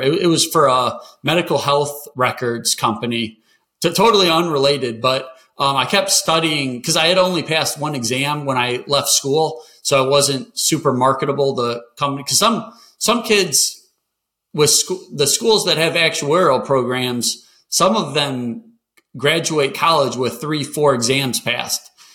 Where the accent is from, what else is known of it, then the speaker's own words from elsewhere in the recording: Michigan, United States; moved away; also born or lived in North Carolina; I grew up in Michigan